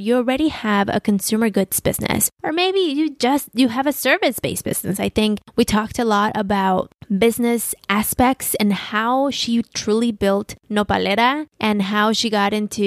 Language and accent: English; Mexico City, Mexico; moved away as an adult; also born or lived in Midwest; now in San Diego, United States; I'm not a Chicana because I grew up in Mexico